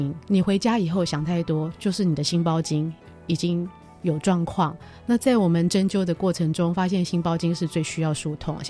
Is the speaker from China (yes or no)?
no; Taiwan; 就是其实我们台湾人或者中国人都会觉得说，妈妈爸爸跟自己住是幸福的